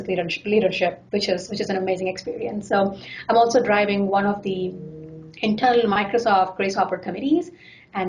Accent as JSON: {"language": "English", "country": "India", "moved": "yes", "lives_now": "Seattle, United States", "said": "I come from India"}